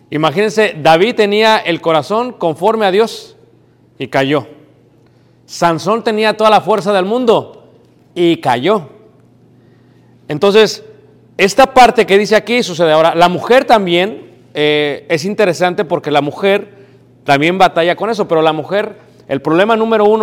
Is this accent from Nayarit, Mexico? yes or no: no; Mexico City, Mexico; now in United States; yo soy de México, crecí en Ciudad de México, me crié en México